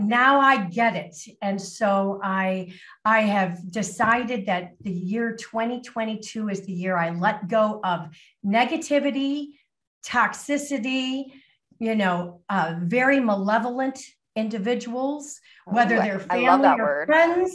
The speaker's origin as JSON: {"language": "English", "town": "Lake Forest", "region": "Illinois", "country": "United States", "tie": "born or raised there", "also_born_or_lived": "Miami, Florida / Barrington, Illinois", "moved": "as an adult", "lives_now": "Caribbean", "said": "I was born in Miami, Florida, and actually spent my entire life in the Chicago suburbs. So I grew up in Lake Forest, Illinois"}